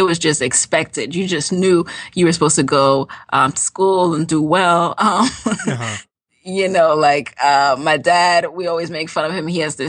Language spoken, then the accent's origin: English; Jamaica; now in United States; because, you know, we came from Jamaica. Like, I didn't We didn't know about that.